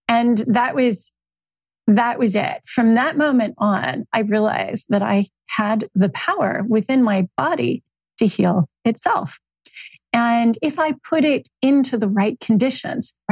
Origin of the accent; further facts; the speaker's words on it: California, United States; I'm a Californian